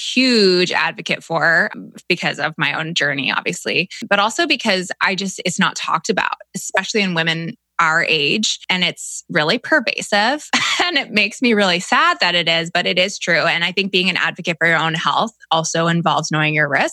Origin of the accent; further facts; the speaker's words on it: Canada; moved away; I'm from Canada originally